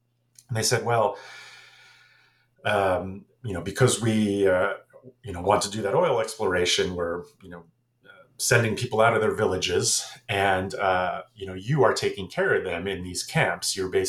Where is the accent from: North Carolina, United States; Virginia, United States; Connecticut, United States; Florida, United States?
Florida, United States; also born or lived in New Jersey; I am American, born in New Jersey, grew up in Florida.